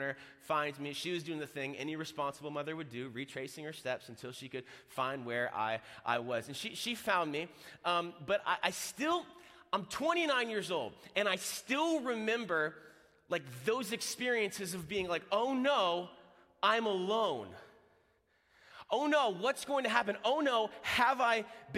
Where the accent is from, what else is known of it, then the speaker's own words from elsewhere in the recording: Florida, United States; I'm from Florida.